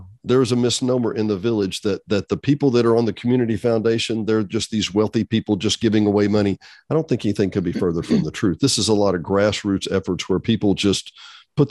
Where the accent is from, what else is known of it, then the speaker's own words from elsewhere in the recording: Benton, Arkansas, United States; From Benton, just down the street.